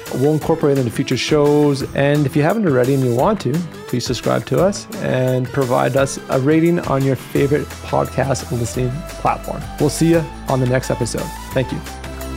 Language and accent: English; Alberta, Canada; I, am born and raised in Alberta. I haven't left yet.